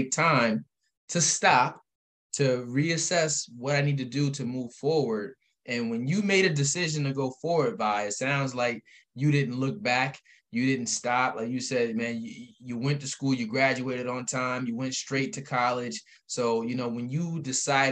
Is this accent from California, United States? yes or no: no; Albany, New York, United States; We're both from Albany. I love Albany with all I got